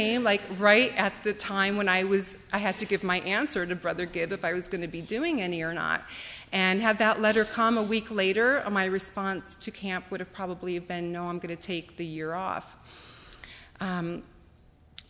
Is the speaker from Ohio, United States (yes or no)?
yes; Akron, Ohio, United States; growing up in the Akron area